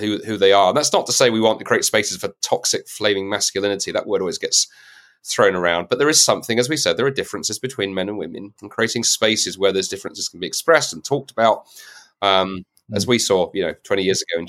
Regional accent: United Kingdom; as a Brit

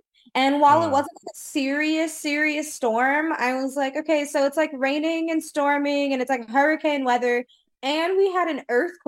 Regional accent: the South, United States; now in California, United States; I'm from the South.

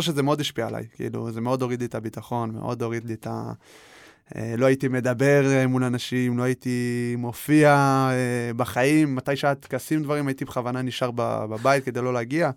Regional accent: Israel; born or raised there; also born or lived in Paris, France

